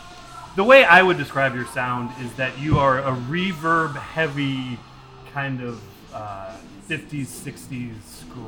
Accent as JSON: {"language": "English", "town": "Cleveland", "region": "Ohio", "country": "United States", "said": "I'm from Cleveland, Ohio"}